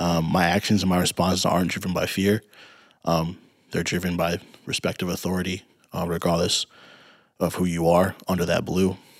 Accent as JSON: {"language": "English", "town": "Peoria", "region": "Illinois", "country": "United States", "tie": "born or raised there", "said": "growing up in Peoria"}